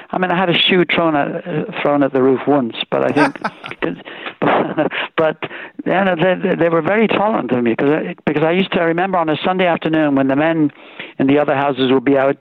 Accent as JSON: {"language": "English", "town": "Swindon", "region": "South West England", "country": "United Kingdom", "tie": "born or raised there", "also_born_or_lived": "Ireland", "accent": "Irish brogue", "said": "We left when I was just 7 years old"}